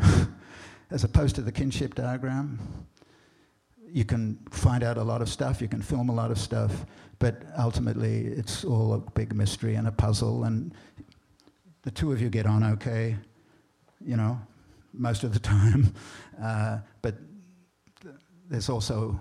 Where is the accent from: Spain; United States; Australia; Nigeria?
Australia; moved away; I grew up in Australia